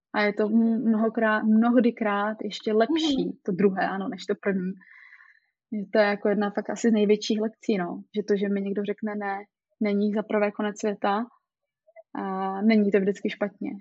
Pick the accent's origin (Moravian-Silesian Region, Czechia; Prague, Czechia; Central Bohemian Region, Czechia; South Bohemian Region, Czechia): Moravian-Silesian Region, Czechia; Ostrava; jsem z Ostravy, takže jsme tady takový přímý